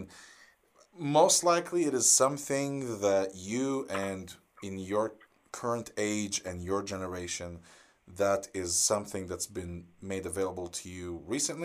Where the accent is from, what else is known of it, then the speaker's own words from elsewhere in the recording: Israel; my hometown in Israel